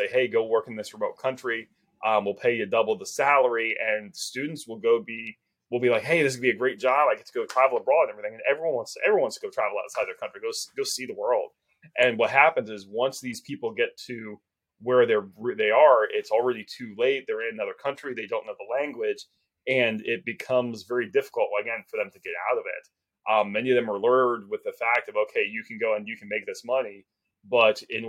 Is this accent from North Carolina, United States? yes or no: yes; North Carolina, United States; moved away; also born or lived in Washington, D.C. area; growing up in North Carolina, where we used to have a lot of hog roast and everything